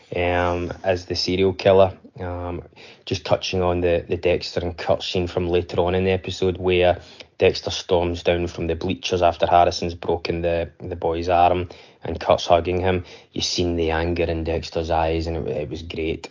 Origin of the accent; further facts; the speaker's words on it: Scotland, United Kingdom; I'm from Scotland